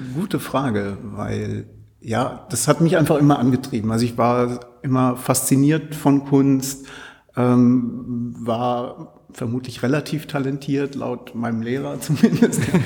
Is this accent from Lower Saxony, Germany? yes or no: yes; Altwarmbüchen, Lower Saxony, Germany; Ich komme komm aus dem Vorort, also aus Altwarmbüchen